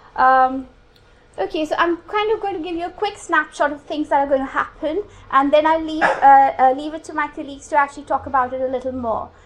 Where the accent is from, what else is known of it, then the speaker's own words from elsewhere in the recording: India; now in United Kingdom; I come from India